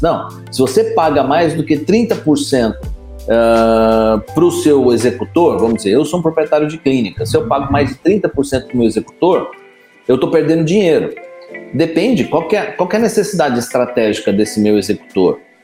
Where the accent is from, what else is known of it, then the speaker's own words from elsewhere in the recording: São Paulo, Brazil; moved away as an adult; now in Ribeirão Preto, Brazil; Eu sou de São Paulo, vim estudar em Ribeirão Preto.